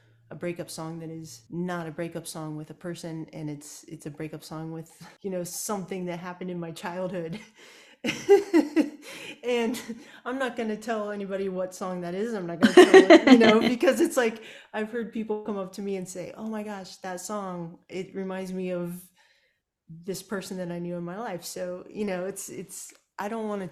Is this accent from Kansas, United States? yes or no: yes; Kansas, United States; moved away as an adult; now in Austin, United States; I grew up in Kansas